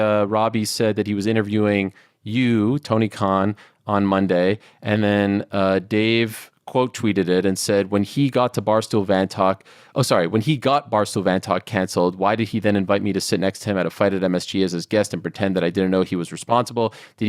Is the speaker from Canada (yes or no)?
yes; Canada; I'm Canadian also, because AOL wasn't as big of a deal over there.